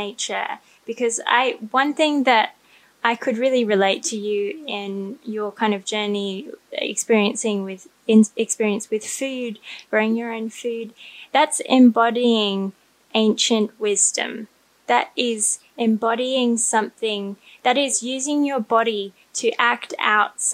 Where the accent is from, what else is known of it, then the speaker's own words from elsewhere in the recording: Australia; I grew up in Australia, so it's a very modern culture.